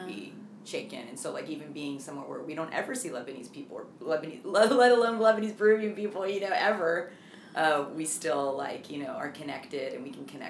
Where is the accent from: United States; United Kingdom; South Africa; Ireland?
Ireland; Dublin, Leinster; especially growing up in Dublin, you know, like, you know, I mean, we had our good group of friends